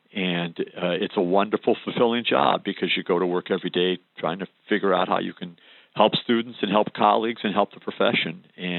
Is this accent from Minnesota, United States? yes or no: no; Chicago, Illinois, United States; So I'm a Chicago, and I grew up in Chicago, and have been devoted to every Chicago sports team in existence, and live and die with them.